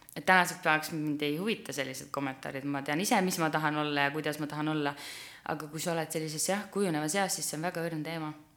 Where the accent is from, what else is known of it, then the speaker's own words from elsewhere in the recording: Türi, Järva County, Estonia; ma olen Türilt pärit tüdruk